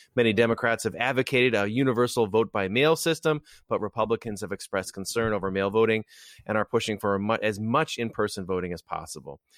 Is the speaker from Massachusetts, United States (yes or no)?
no; Wisconsin, United States; my home state of Wisconsin